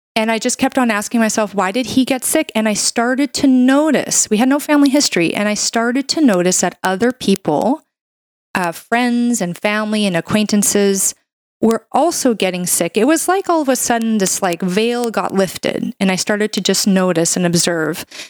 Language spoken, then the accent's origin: English; Canada; I'm a Canadian medical doctor